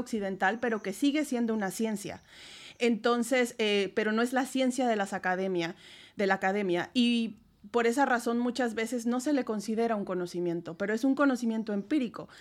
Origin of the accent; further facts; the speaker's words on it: Puebla, Mexico; moved away as an adult; also born or lived in Spain; now in Poland; tuve que salir de México para hacer mis estancias postdoctorales